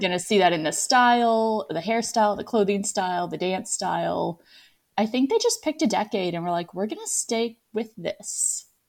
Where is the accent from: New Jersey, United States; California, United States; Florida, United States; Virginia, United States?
Virginia, United States; moved away as an adult; also born or lived in Scranton, Pennsylvania / Moldova / France / Rome; now in Toulouse, France; First eighteen years of my life, born and raised in the same county in Virginia